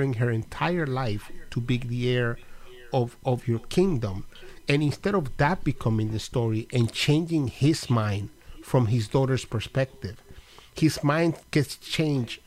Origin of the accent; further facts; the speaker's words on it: Dominican Republic; now in United States; I'm not African-American technically because I'm Dominican